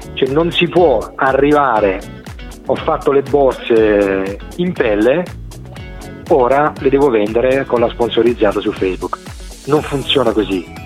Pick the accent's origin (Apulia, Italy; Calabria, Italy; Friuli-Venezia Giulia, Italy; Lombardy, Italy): Apulia, Italy; Calimera; now in Genoa, Italy; sono, sono, salentino della provincia di Lecce, di Calimera precisamente, e ne vado, ne vado fiero